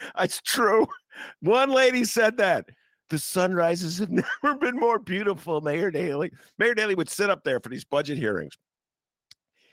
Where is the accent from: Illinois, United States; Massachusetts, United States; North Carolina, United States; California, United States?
Illinois, United States; Chicago; I'm from Chicago